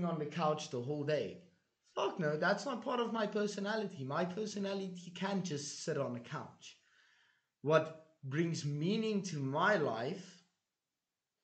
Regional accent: South Africa; moved away; also born or lived in Hungary; I came from South Africa

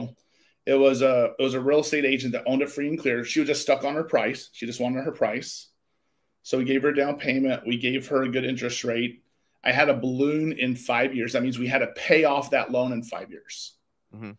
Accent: Midwest, United States; also born or lived in San Diego; now in Arizona, United States; I grew up in the Midwest

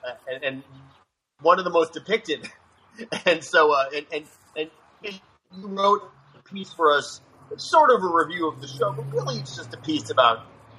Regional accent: Phoenix, Arizona, United States; accent: generic American; My accent is, I grew up in Phoenix, which has no accent.

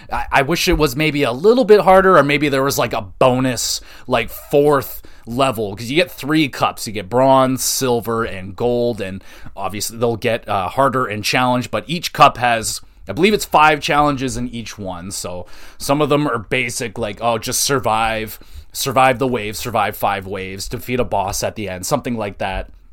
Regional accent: Canada; I'm a Canadian

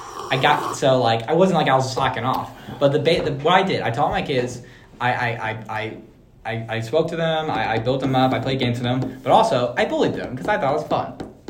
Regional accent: Brenham, Texas, United States; I grew up in Brenham, Texas, size about 17,000.

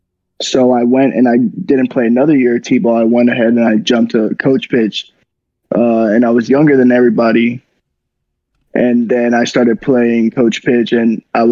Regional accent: Hialeah, Florida, United States; moved away as an adult; also born or lived in Nashville, Tennessee; I grew up in Hialeah, Florida

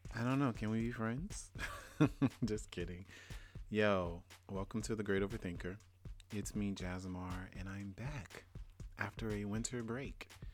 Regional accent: Louisiana, United States; I'm from Louisiana. And growing up, we, we moved maybe every two to three years

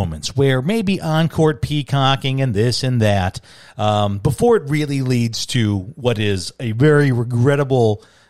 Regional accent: Chicago, Illinois, United States; now in Arizona, United States; as a Chicagoan

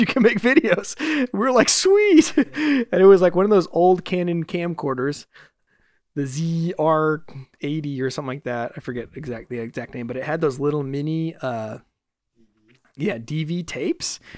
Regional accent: Fresno, California, United States; now in Los Angeles, United States; back in my hometown recently in Fresno

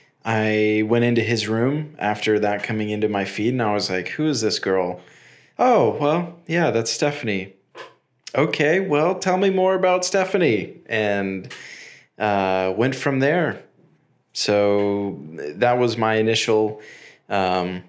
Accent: United States; moved away as an adult; now in Israel; I'm American. And we've lived in the U.S. and now here in Israel.

